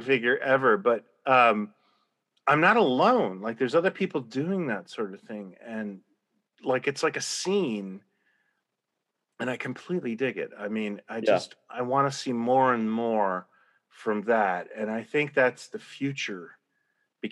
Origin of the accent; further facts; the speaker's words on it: Canada; I'm Canadian.